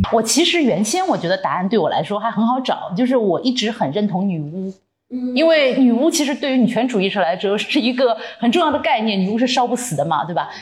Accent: Shanghai, China; 只有我是土生土长的上海人

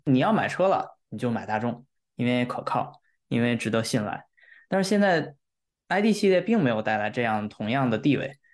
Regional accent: China; now in Europe; 对于我们中国人来说，在欧洲

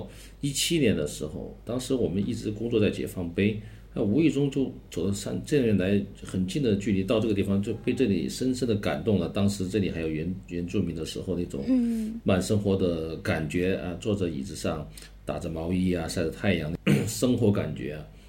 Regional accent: Chongqing, China; 按照我们重庆自身本身也应该也有这么好的。东西出来能展现重庆，展现我们重庆人，嗯，所以这个它也有一个情怀在里面

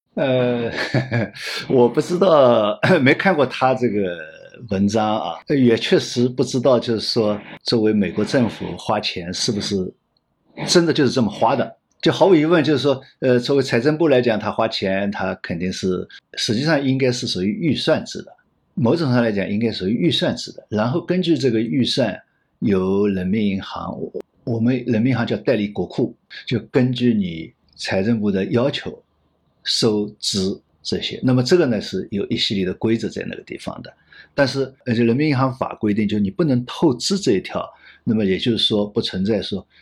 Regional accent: China; 我们中国人讲的一个度是很重要的

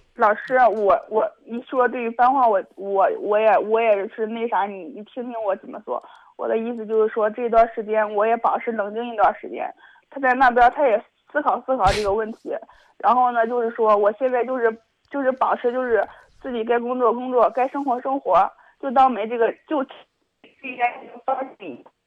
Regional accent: Zhengzhou, Henan, China; 我家是郑州的

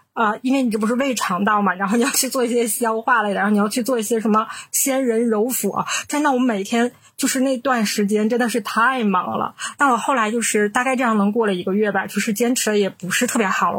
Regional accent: Northeast China, China; 我们是三个来自东北的Ladies

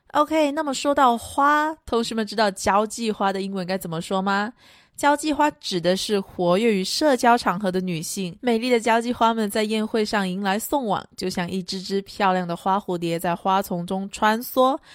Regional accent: China; 我们中国人啊，都有喝茶的习惯

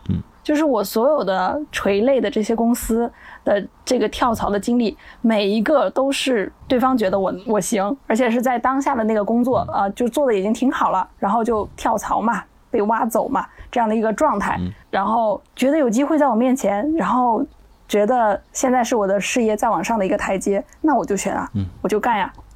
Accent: Northeast China, China; now in Chengdu, China; 他是西北的，我是东北的，我们两个人在西南定居

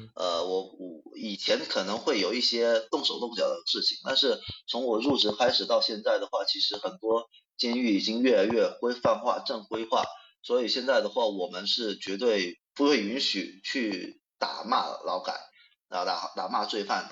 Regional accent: Guangdong, China; accent: 广普 (Guangdong-accented Mandarin); 我那个因为牙疼啊，然后可能导致我今天这个广吐会更加严重啊

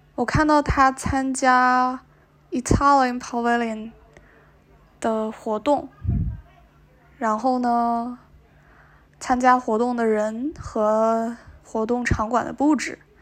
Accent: Northeast China, China; 我作为一个东北人

